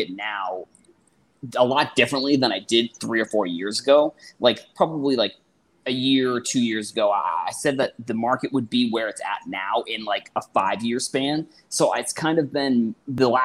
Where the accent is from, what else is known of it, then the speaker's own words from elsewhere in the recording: Boston, Massachusetts, United States; so I'm originally from – well, I am from Boston